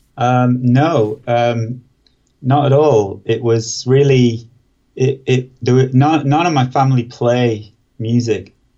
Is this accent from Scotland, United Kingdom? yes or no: no; Preston, North West England, United Kingdom; I grew up in Preston